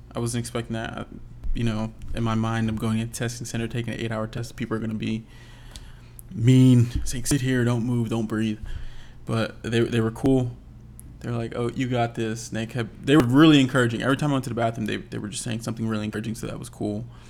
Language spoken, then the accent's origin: English; Philadelphia, Pennsylvania, United States; moved away as an adult; Philadelphia, my hometown